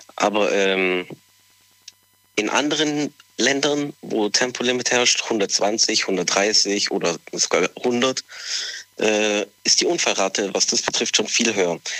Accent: Southern Italy, Italy; moved away; ich komme ja aus Italien, äh, vor allem gerade aus dem Süden

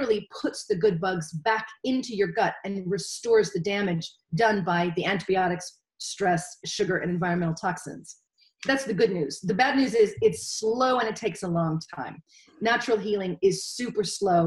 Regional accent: United States; moved away as an adult; now in Wales, United Kingdom; As an American

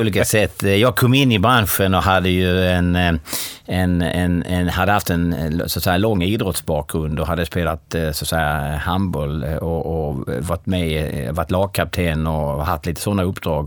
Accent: Kristianstad, Skåne, Sweden; Jag är född och uppvuxen i Kristianstad.

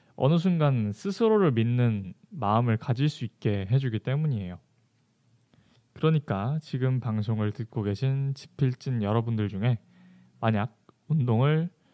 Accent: Jeju Island, South Korea; moved away; 제 본가는 제주도에 있습니다. 사실 제가 제주도 사람이라

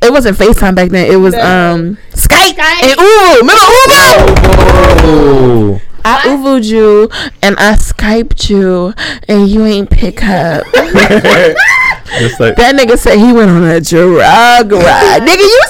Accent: Jersey City, New Jersey, United States; I'm from Jersey City. I'm from Chilltown. It's 201.

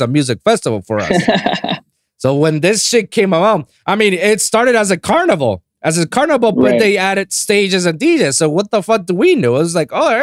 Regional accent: Puerto Rico; now in Miami, United States; I'm from Puerto Rico

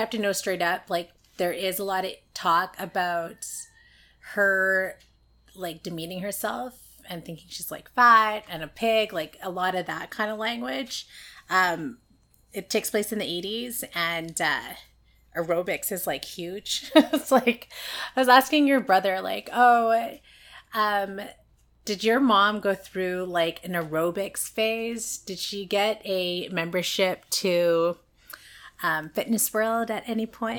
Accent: Vancouver, British Columbia, Canada; I'm from East

